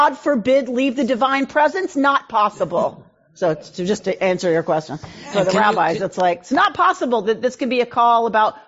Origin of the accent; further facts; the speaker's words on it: Georgia, United States; moved away; I grew up in Georgia.